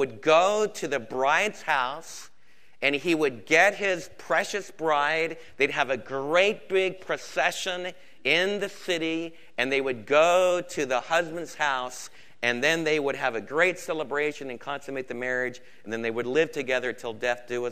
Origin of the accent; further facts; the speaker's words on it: New Jersey, United States; moved away; the kind of Jewish kids that Don and I were raised with back in New Jersey